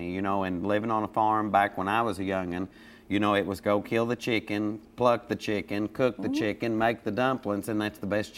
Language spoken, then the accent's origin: English; Laurel County, Kentucky, United States; I was raised on a huge farm in Laurel County